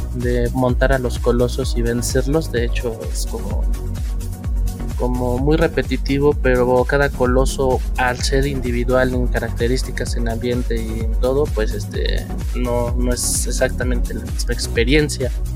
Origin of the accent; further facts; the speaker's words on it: Mexico; como mexicanos